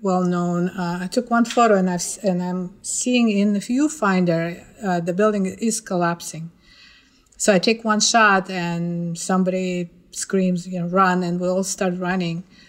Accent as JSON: {"language": "English", "town": "Ufa", "region": "Bashkortostan", "country": "Russia", "tie": "born or raised there", "moved": "as an adult", "lives_now": "New York City, United States", "said": "I was born in Ufa, uh, it's the capital of Bashkortostan"}